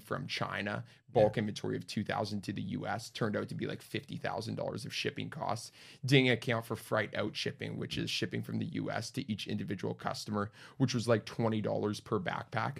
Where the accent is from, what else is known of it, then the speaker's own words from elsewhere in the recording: Winnipeg, Manitoba, Canada; moved away; Born and raised in Winnipeg, 20 years there.